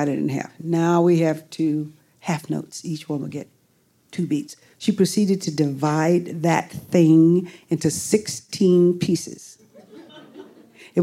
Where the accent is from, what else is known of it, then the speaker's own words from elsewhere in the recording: Houston, Texas, United States; moved away; I'm growing up in Houston, Texas